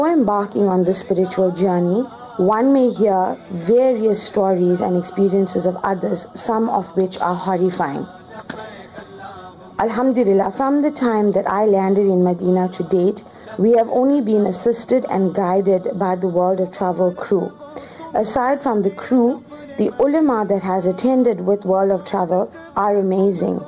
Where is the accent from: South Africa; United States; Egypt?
South Africa; I am a South African